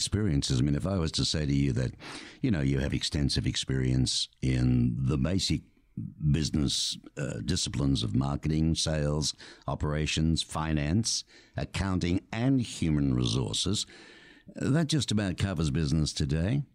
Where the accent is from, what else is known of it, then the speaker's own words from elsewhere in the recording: Australia; now in Tucson, United States; growing up in Australia where really you only got the snow if you went up looking to ski at a resort